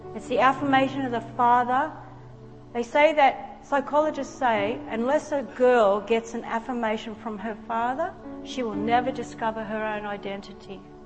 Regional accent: Australia

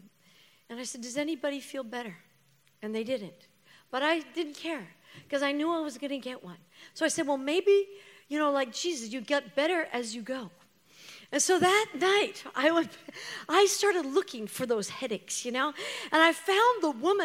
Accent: Canada; I'm Canadian

